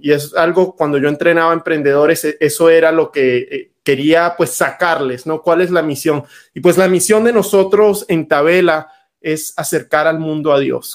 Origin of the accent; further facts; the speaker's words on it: Venezuela; now in United States; Yo nací en Venezuela